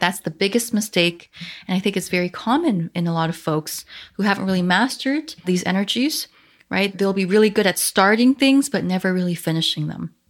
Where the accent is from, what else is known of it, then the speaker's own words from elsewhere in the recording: Canada; I am Chinese Canadian